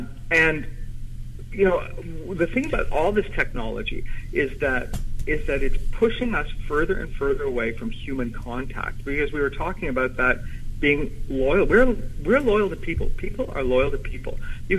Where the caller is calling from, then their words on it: Ottawa, Ontario, Canada; I am in Ottawa, Canada right now.